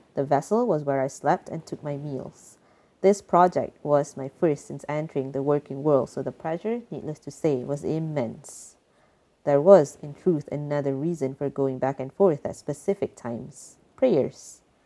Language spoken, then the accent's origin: English; Malaysia; moved away as an adult; now in Netherlands; I am a Malaysian and currently based in the Netherlands